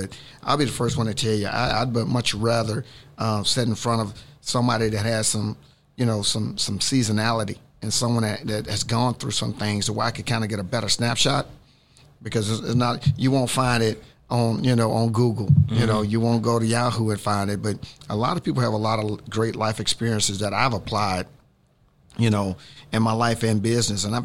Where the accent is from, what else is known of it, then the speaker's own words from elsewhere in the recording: the South, United States; I grew up in the South